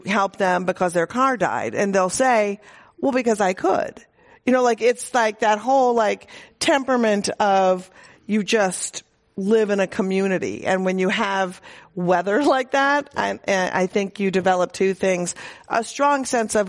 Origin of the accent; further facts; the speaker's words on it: Minnesota, United States; moved away; she dragged him to what he called the People's Republic of Minnesota. We were raised there, thank God, not in Mississippi